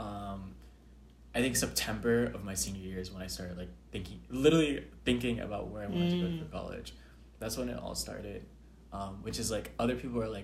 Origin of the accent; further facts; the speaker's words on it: Atlanta, Georgia, United States; moved away as an adult; now in Houston, United States; I'm from Atlanta, Georgia, and I'm a junior at Rice